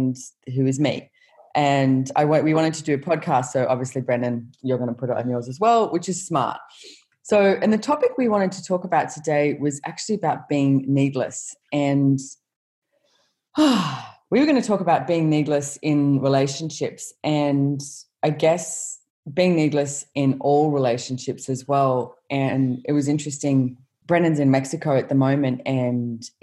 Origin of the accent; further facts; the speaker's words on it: Australia; being Australian